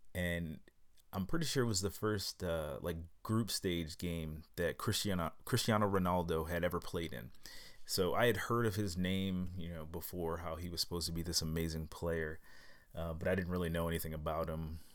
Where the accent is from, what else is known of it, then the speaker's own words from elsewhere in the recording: United States; now in Germany; I am an American living in Europe